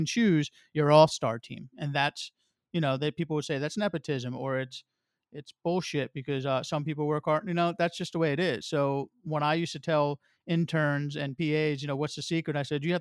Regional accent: New Jersey, United States; moved away as an adult; I grew up in New Jersey, stayed in New Jersey

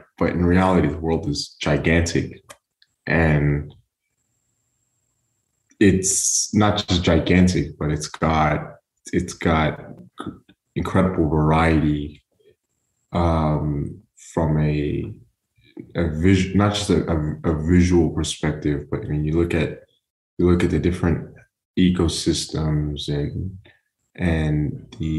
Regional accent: Oman; now in Houston, United States; growing up in Oman, mm-hmm. we lived along the coastline of we lived along the coast.

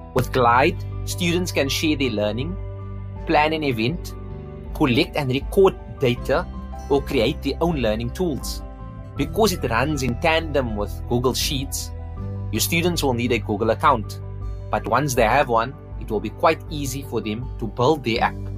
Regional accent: Cape Town, Western Cape, South Africa; I'm from Cape Town

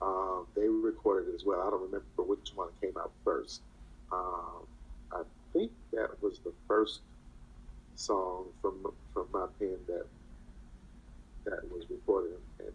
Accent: Chicago, Illinois, United States; Born and raised in Chicago, and was part of the gospel community there.

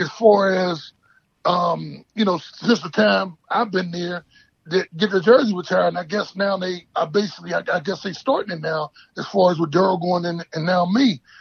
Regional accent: Pittsburgh, Pennsylvania, United States; I'm from Pittsburgh

